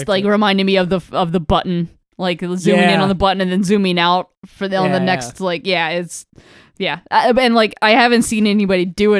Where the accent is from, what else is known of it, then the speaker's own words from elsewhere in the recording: the South, United States; also born or lived in Florida; I'm from the South, baby.